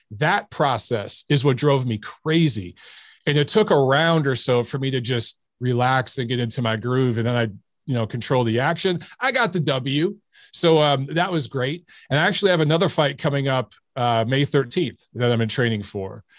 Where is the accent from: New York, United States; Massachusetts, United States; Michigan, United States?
Michigan, United States; Detroit; I grew up in Detroit